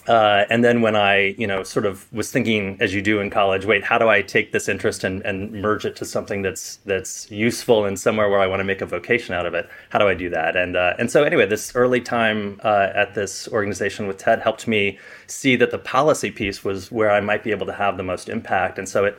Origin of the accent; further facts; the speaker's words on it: California, United States; So we grew up in Southern California with these other places in between.